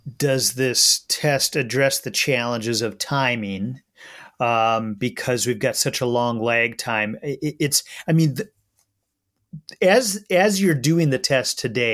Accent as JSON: {"language": "English", "region": "Minnesota", "country": "United States", "said": "as a Minnesotan who's proud of our conservation and funding heritage"}